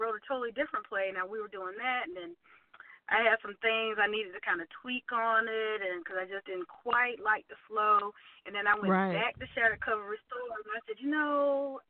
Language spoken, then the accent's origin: English; Aiken, South Carolina, United States; moved away as an adult; now in Columbia, United States; I am originally from Aiken, South Carolina, which is a little not quite small suburban town west of Columbia, and I live here in Columbia, South Carolina now